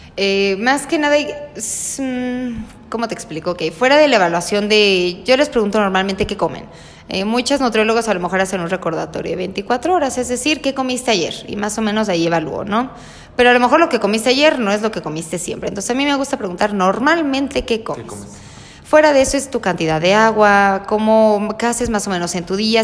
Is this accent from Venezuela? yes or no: no; Mexico; somos nosotros como mexicanos